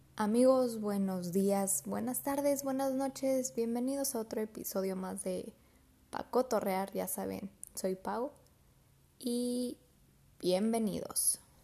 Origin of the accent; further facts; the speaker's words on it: Mexico City, Mexico; moved away as an adult; now in Mérida, Mexico; yo soy de la Ciudad de México me vine a vivir a Mérida